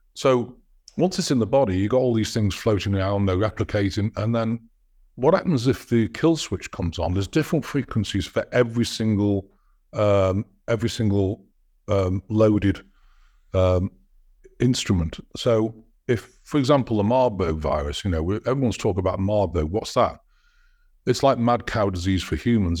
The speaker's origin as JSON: {"language": "English", "country": "United States", "said": "I'm an American citizen"}